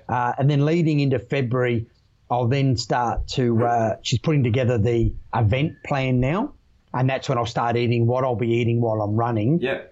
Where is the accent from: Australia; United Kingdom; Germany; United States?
Australia; South Australia; I came across the Nullarbor from your home state, mate, back to my home state. Yeah. Uh, Perth to Adelaide